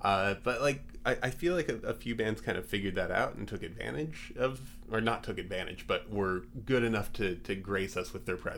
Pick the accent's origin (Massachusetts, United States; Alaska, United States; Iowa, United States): Alaska, United States; We all, you know, grew up pretty remote, but you know, had Northwest Sports on the radio and on TV growing up in Alaska.